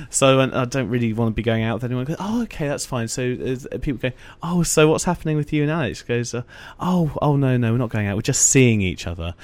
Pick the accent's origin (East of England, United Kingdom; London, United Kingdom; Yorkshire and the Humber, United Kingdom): East of England, United Kingdom; Essex; I grew up in Essex.